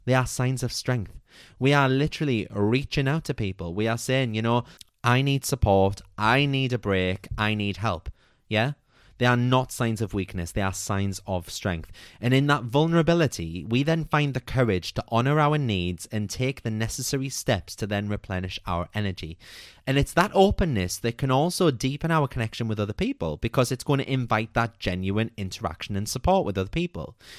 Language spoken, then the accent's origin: English; United Kingdom; as a British nation